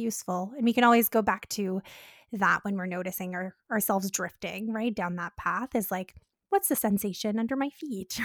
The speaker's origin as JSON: {"language": "English", "country": "Canada", "said": "We're Canadian dietitians"}